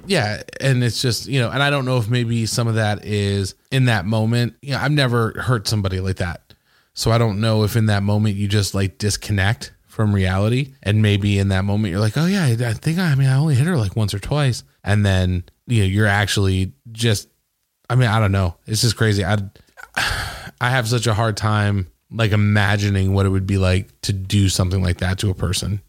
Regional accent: Traverse City, Michigan, United States; that's my town

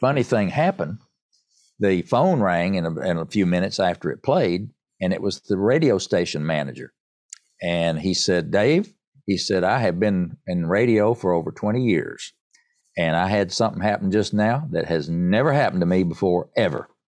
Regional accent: Erwin, Tennessee, United States; I'm a born and bred East Tennessee

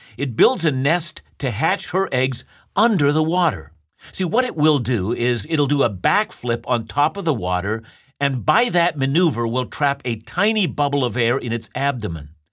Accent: Canada

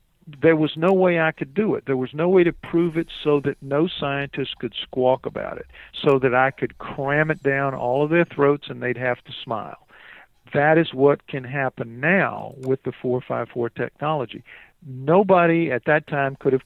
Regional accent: New Orleans, Louisiana, United States; I'm from New Orleans.

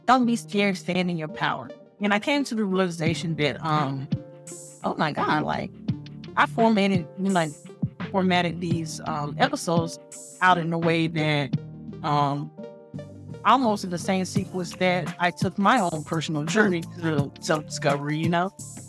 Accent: Winston-Salem, North Carolina, United States; I grew up in North Carolina, Winston-Salem, North Carolina.

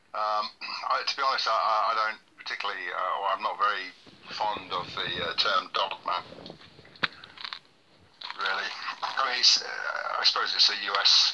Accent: rural Cheshire, North West England, United Kingdom; also born or lived in Manchester / Israel; I was born in Manchester, raised in rural Cheshire.

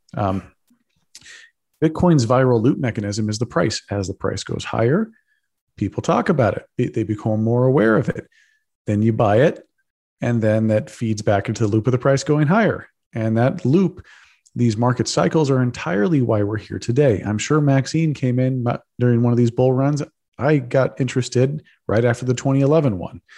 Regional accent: Texas, United States; I'm a Texan. I grew up in Texas

